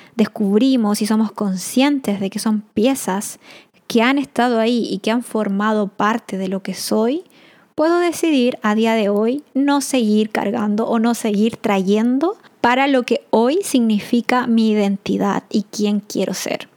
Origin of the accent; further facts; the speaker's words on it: Chile; moved away as an adult; no porque no esté viviendo en Chile soy menos chilena